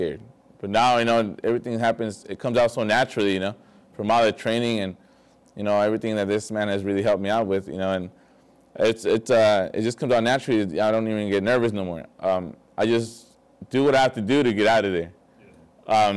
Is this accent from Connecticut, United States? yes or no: no; Vista, California, United States; I grew up in Vista, you know, I was a skater